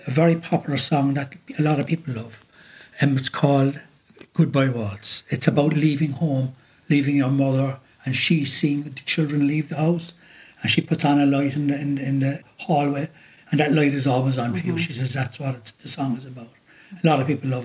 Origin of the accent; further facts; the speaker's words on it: Cork, Munster, Ireland; I was from Cork